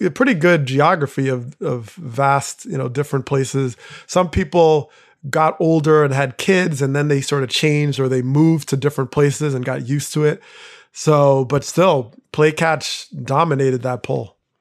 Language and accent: English; New Jersey, United States; growing up in Jersey